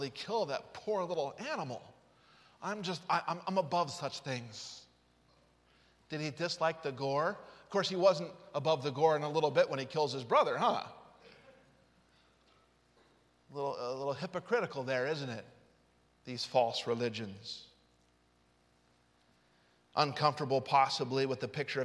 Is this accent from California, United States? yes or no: no; Utah, United States; I grew up in Utah